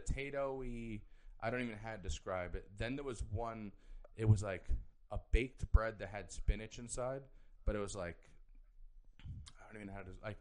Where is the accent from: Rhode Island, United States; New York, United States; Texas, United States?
New York, United States; I'm from New York